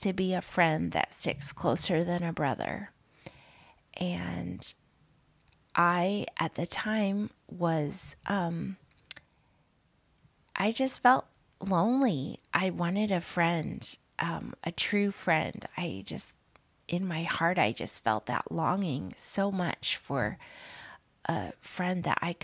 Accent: upstate New York, United States; also born or lived in Illinois; we moved to upstate New York to the beautiful Adirondack Mountains when I was 7

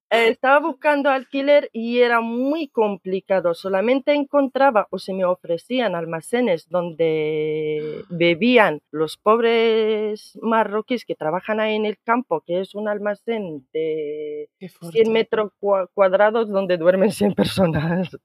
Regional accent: Morocco; now in Spain; te digo marroquí

